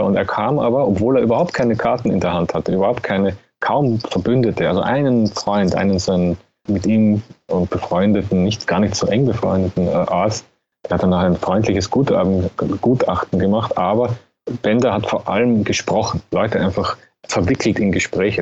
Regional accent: Austria; als Österreicher

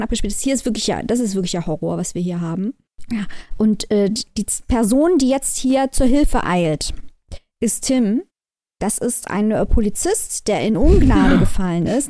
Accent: Germany; wir als Deutsche

